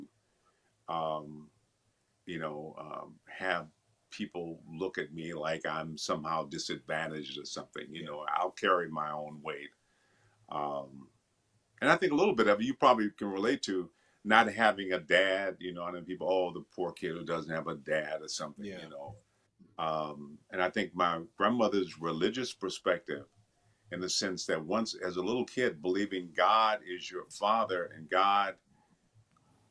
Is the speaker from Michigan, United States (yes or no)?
yes; Benton Harbor, Michigan, United States; I grew up in Michigan, a town called Benton Harbor, Michigan